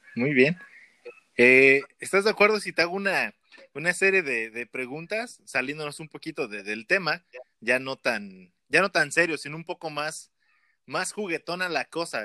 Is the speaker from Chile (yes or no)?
no; Mexico; no tenemos en México todavía